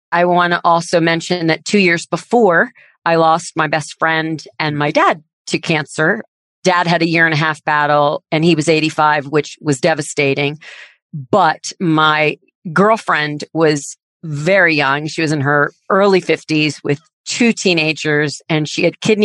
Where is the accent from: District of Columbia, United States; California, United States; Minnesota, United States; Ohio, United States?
District of Columbia, United States; Washington; I am one of 3 girls born and raised in Washington, D.C.